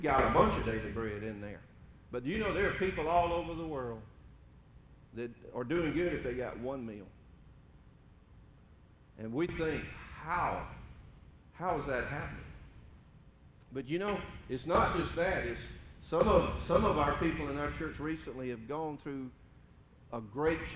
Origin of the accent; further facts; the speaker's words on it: Middle Georgia, United States; I grew up in Middle Georgia, farming country, pretty much flat land